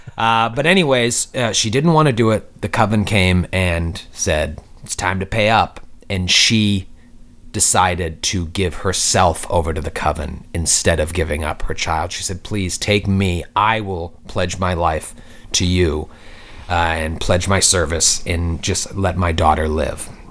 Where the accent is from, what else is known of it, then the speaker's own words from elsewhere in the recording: Boston, Massachusetts, United States; when I was growing up, I'm from Boston, Mi, uh, Massachusetts